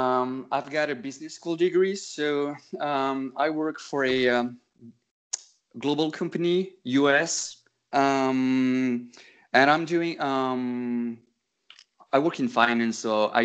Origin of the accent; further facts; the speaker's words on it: Bordeaux, Nouvelle-Aquitaine, France; English is a second language; So as I was born in Bordeaux